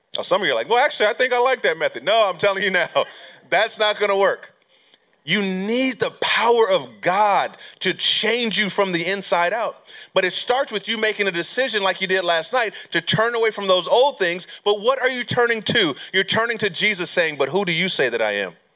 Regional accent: California, United States; moved away as an adult; I'm from California, born and raised, so I moved back to California

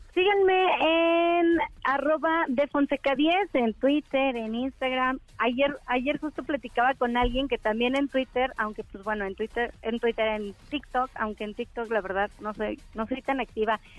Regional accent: León, Guanajuato, Mexico; yo soy de León, Guanajuato

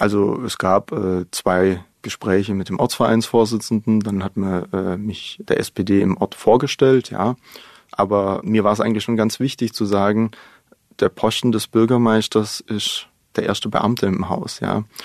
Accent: Baden-Württemberg, Germany; in meiner Heimatgemeinde. In dem Landkreis, wo wir sind, der ist wirtschaftlich nicht ganz so stark. Aber wir haben nebendran den Landkreis Heilbronn

